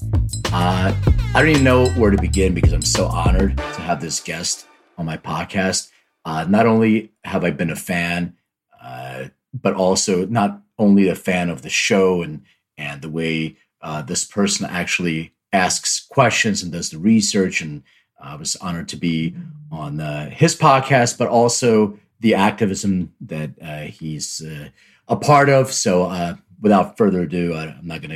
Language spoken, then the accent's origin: English; Lithuania; first language Russian; English is a second language; moved away; I was born in Lithuania